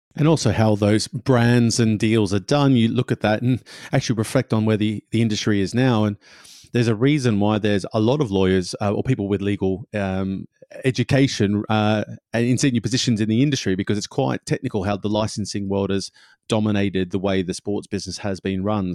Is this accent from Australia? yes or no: yes; Australia; now in England, United Kingdom; i'm australian my my wife's swedish you know we live in england